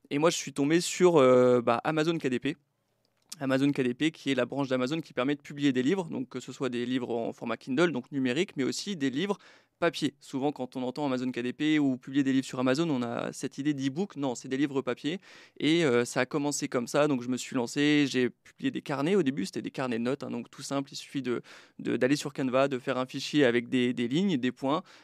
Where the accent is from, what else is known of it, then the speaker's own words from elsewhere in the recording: Brittany, France; now in Estonia; Donc j'ai quitté Troyes pour l'Estonie, mais je suis breton, j'ai pas mal déménagé